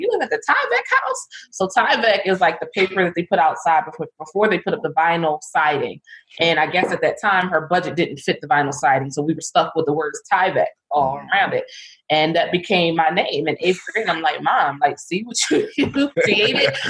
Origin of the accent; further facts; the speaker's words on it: Philadelphia, Pennsylvania, United States; I am from Philadelphia, West Philadelphia. Grew up there.